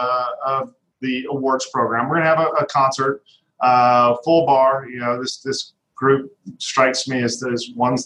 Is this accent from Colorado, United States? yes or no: yes; Denver, Colorado, United States; moved away; I'm from Denver originally